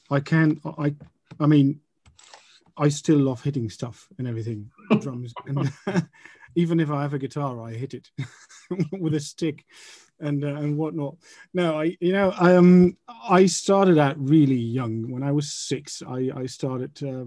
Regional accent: Enschede, Overijssel, Netherlands; moved away as an adult; also born or lived in Amsterdam; I went to the conservatorium in my hometown in Enschede

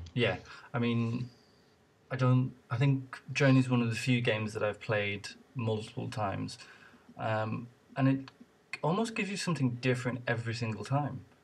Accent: Ireland; moved away; I'm originally from Ireland

